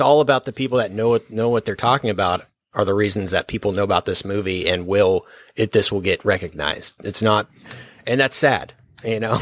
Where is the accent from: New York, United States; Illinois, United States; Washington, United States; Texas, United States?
Texas, United States; we're from Texas